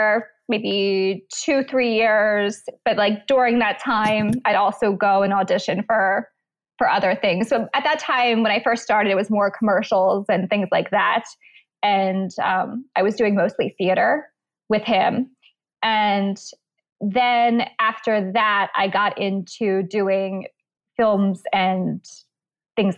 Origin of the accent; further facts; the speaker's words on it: Florida, United States; also born or lived in Pennsylvania; I was born in Pennsylvania, and then I moved to Florida when I was about eight. So then been in Florida for a pretty long time.